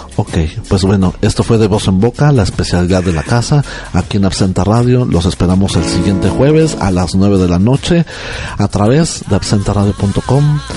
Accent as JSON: {"language": "Spanish", "region": "Oaxaca", "country": "Mexico", "said": "yo soy de Oaxaca"}